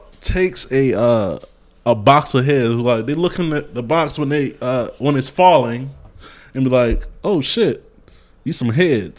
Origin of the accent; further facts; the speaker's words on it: the South, United States; I'm from the South.